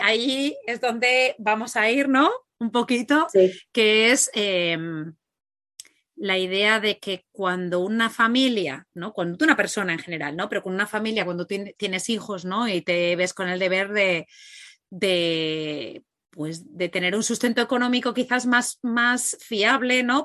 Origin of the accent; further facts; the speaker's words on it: Catalonia, Spain; moved away as an adult; era uno autónomo en Girona, somos catalanes